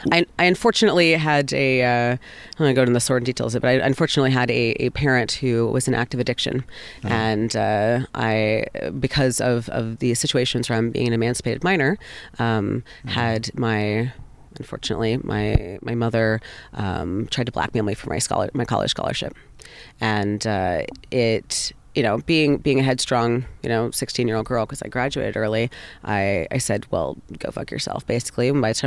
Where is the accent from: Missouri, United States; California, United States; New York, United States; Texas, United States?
Texas, United States; born there; also born or lived in Carolinas / Deep South; I grew up all over the place. I was originally born in Texas, but I grew up, lived in 13 states before I moved out of the Carolinas, mostly like in the deep South, and in like the Eastern Seaboard.